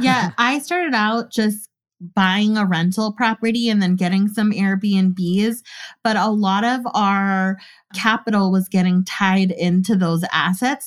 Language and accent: English; California, United States; I was from California, too